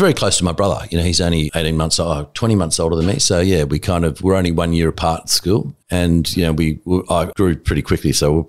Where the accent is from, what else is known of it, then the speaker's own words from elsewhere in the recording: Blacktown, New South Wales, Australia; also born or lived in Tamworth / Wyong / Badgerys Creek; We ended up in Seven Hills, Blacktown. Mm. And that's where I sort of did my later years of school, actually early years of school too, from I think about fourth class all the way through till year 10.